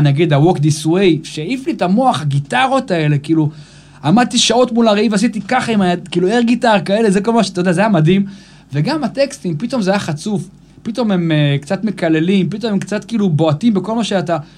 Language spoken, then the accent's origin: Hebrew; Israel; אני גדלתי באייטיז פה